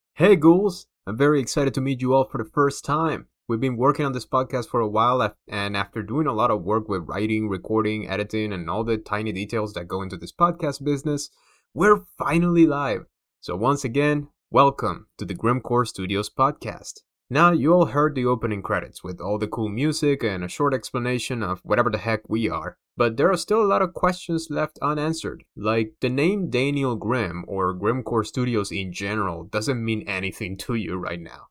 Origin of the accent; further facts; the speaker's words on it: Havana, Cuba; moved away; I'm originally from Havana, Cuba. That's right, in case my accent didn't give me away, I'm a proud Cuban immigrant. Born and raised in the capital of the island